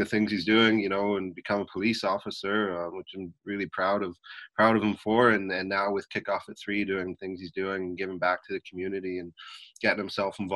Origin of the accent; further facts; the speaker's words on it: Vancouver, British Columbia, Canada; I grew up here in Vancouver, Canada